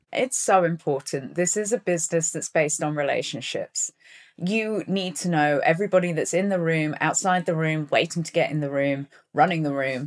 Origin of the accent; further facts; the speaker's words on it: Plymouth, South West England, United Kingdom; moved away; also born or lived in Taunton, Somerset / London; when I was four, we moved down to Plymouth in Devon. So I grew up in, in Plymouth, which is a seaside port